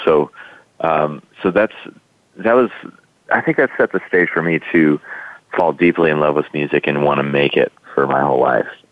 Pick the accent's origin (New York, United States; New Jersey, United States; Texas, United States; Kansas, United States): Texas, United States; I grew up in Texas